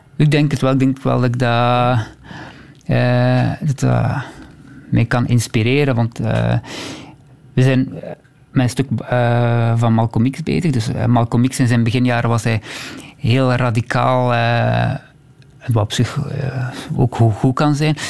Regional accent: Temse, Flanders, Belgium; jongen, opgegroeid in Temse

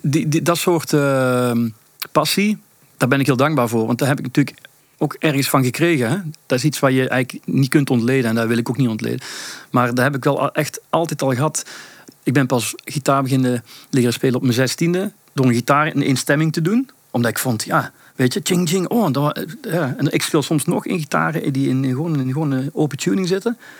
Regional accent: Belgium; also born or lived in Sittard, Netherlands; ik woon sinds mijn vierde in, eh, in België eigenlijk. Mhm. Dus ik heb Nederlandse roots. Ik ben in Sittard geboren, maar ik ik woon heel mijn leven wel hier in België

